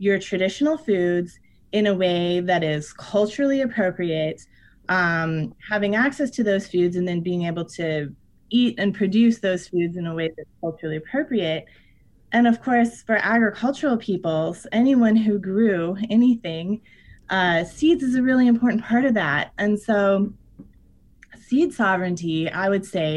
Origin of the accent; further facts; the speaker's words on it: Iowa, United States; I'm from Iowa. There's corn all around me